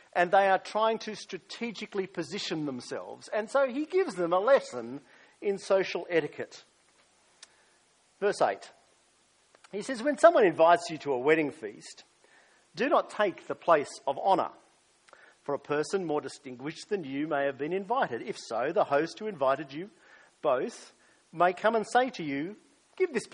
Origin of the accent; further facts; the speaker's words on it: Australia; also born or lived in United States; as an Australian